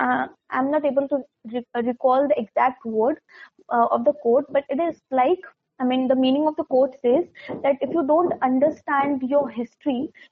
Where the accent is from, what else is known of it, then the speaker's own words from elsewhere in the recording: India; I'm an Indian